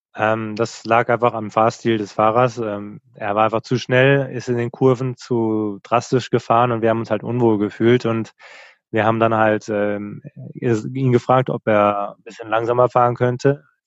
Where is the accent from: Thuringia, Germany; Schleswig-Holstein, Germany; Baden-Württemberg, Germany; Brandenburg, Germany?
Baden-Württemberg, Germany; Lörrach; der Ort heißt Lörrach, wo wir ursprünglich herkommen